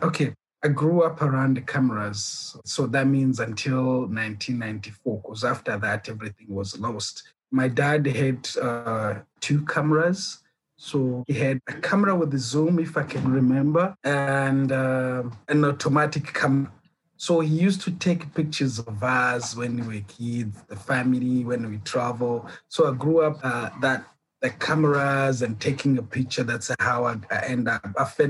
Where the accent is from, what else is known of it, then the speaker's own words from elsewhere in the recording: Burundi; also born or lived in Kenya; now in South Africa; Okay, I'm originally from Burundi, from a Rwandese parent and a Burundian parent. In 1994, during the genocide, we flew to Kenya until 2006 when I left Kenya to South Africa.